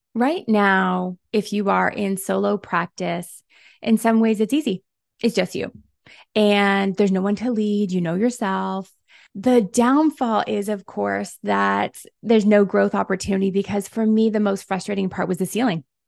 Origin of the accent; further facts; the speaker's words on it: Canada; also born or lived in Toronto; I am Canadian. I'm in Toronto